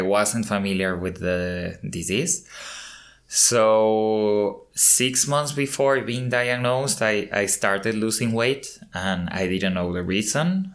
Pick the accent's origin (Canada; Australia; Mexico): Mexico; Mexico City; moved away; I was born in Mexico City and I have lived in different countries uh, across many years